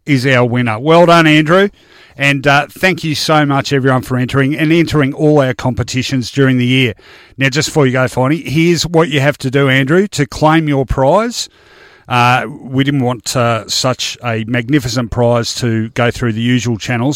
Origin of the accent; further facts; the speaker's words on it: Melbourne, Victoria, Australia; I grew up in Richmond's metropolitan recruiting ground when the Tigers were at their strongest in the early seventies